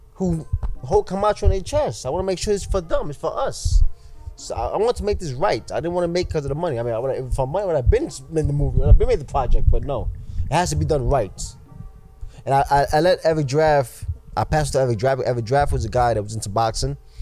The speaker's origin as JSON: {"language": "English", "town": "New York City", "region": "New York", "country": "United States", "tie": "born or raised there", "said": "I was raised in New York City"}